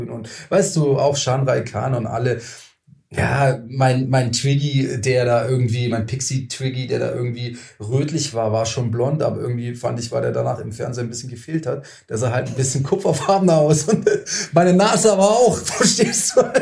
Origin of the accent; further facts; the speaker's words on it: Lustenau, Vorarlberg, Austria; Da habe ich gesagt, hey, ich komme aus Lustenau, nicht Berlin, da kommt dann keiner mehr.